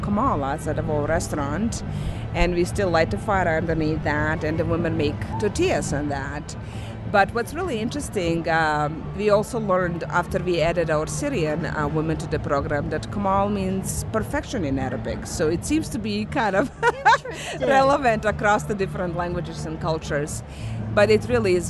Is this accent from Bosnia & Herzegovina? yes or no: yes; Bosnia & Herzegovina; now in United States; I came here as a refugee from Bosnia. So I, just this past March, I realized that I have lived longer in USA than in my home country.